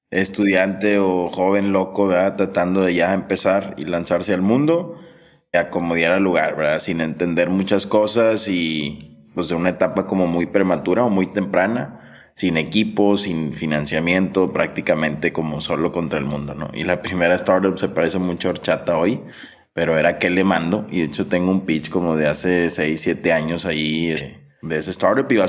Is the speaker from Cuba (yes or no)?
no; Sonora, Mexico; born there; Yo, yo nací en Sonora